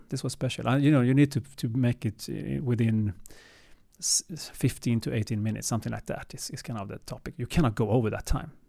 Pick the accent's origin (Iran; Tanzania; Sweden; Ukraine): Sweden; also born or lived in Gothenburg / Stockholm; Born and raised in Sweden